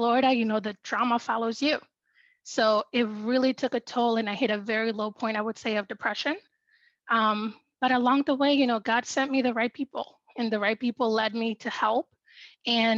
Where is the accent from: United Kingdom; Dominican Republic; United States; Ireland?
Dominican Republic; I'm from the Dominican Republic